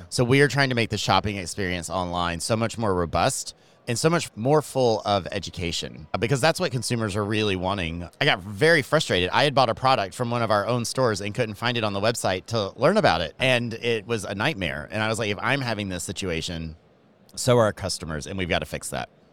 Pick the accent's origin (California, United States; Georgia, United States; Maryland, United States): Georgia, United States; accent: Southern; moved away as an adult; also born or lived in Miami; I am from Georgia. So if my Southern accent comes out